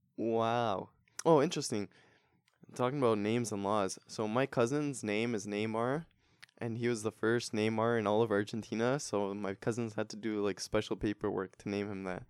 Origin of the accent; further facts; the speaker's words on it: Toronto, Ontario, Canada; we're also from Toronto